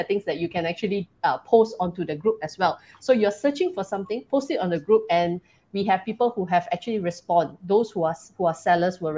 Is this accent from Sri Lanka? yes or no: no; Malaysia; we are Malaysian.